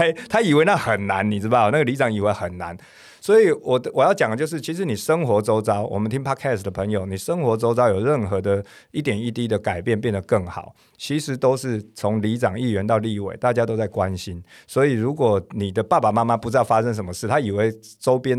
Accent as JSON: {"language": "Chinese", "area": "Zhongzheng District", "region": "Taipei", "country": "Taiwan", "tie": "born or raised there", "said": "因为我是中正区长大"}